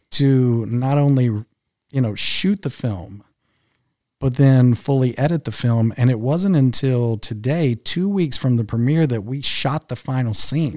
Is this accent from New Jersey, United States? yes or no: no; Henderson, Kentucky, United States; moved away as an adult; now in Louisville, United States; my hometown of Henderson, Kentucky, which is where I grew up